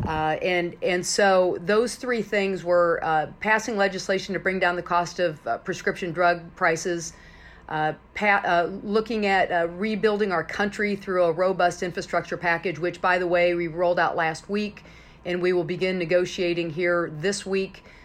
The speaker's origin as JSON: {"language": "English", "region": "Illinois", "country": "United States", "said": "my home state of Illinois"}